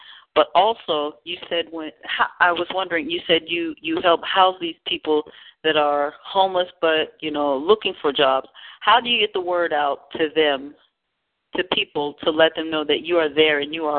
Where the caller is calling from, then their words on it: Pennsylvania, United States; also born or lived in California; I'm calling from Pennsylvania, but I was out in California